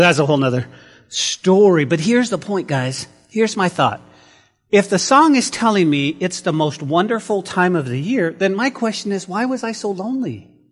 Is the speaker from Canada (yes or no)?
no; New Mexico, United States; growing up in New Mexico, we did have four seasons